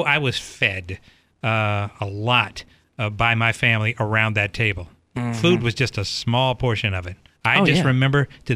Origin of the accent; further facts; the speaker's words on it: Baton Rouge, Louisiana, United States; I'm born and raised in Baton Rouge